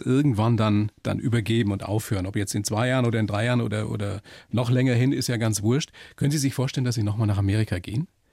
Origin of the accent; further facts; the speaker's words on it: Upper Palatinate, Bavaria, Germany; bin selber aus der Oberpfalz